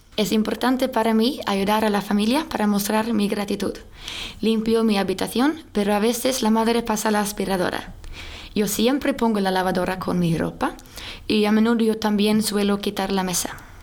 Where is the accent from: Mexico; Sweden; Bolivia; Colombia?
Sweden; Spanish is a second language; now in Spain; No quiero volver a Suecia. Quiero quedarme aquí para siempre